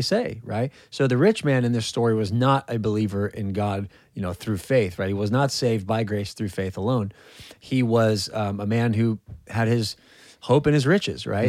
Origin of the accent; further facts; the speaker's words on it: California, United States; moved away; I'm from California